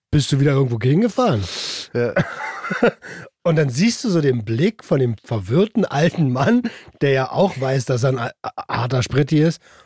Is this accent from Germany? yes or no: yes; Berlin, Germany; moved away as an adult; now in Brandenburg, Germany; Wir sind ja beide aus Berlin. Ich ja. bin da hingezogen